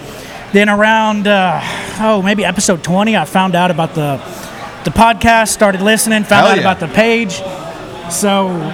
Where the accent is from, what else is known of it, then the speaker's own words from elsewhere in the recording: the South, United States; I'm from the South, dude.